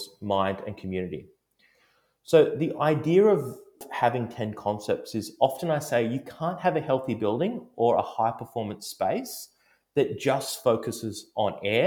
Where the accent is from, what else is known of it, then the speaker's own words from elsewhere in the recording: Melbourne, Victoria, Australia; my hometown in Melbourne